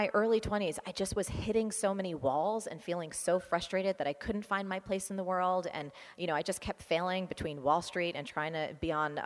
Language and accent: English; New Jersey, United States; I am from New Jersey